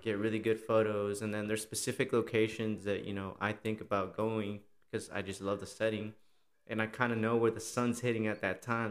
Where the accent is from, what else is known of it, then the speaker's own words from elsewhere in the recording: Austin, Texas, United States; I was born here in Austin